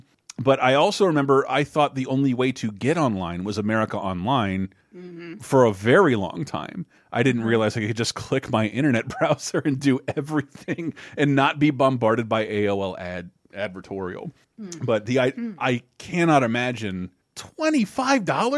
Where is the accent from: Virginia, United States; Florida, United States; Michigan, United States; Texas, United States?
Florida, United States; Tallahassee area; born or raised there